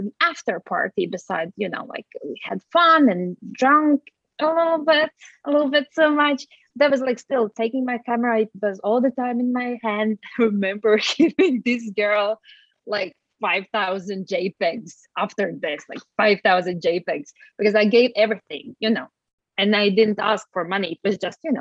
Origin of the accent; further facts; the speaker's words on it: Latvia; moved away as an adult; now in Norway; I have been on and off living outside of Latvia. Latvia is my home country. So I have lived in Norway